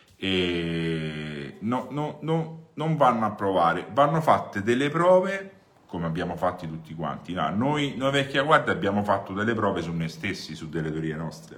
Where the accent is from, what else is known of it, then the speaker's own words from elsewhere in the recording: Rome, Lazio, Italy; da romano